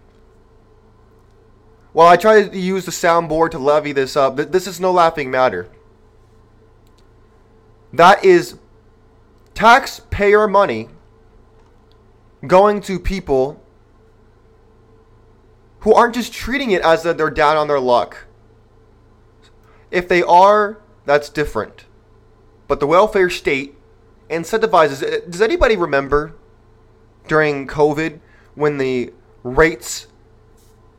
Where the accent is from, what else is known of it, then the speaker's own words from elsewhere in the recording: California, United States; That's my home state